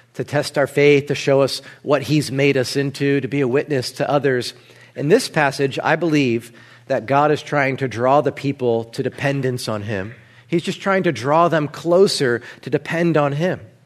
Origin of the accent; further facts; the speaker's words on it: New Jersey, United States; moved away; I'm from Jersey